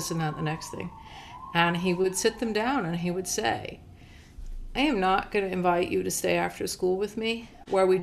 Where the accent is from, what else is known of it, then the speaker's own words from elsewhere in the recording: Montclair, New Jersey, United States; I grew up in Montclair, New Jersey